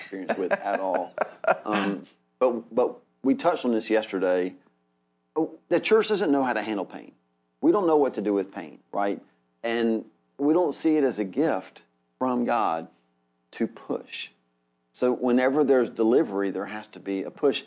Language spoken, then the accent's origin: English; United States; we're so American.